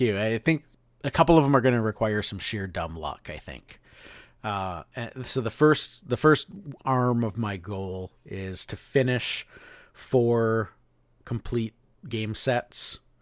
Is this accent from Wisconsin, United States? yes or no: yes; Hudson, Wisconsin, United States; moved away; the Goodwill that I went to in Hudson, Wisconsin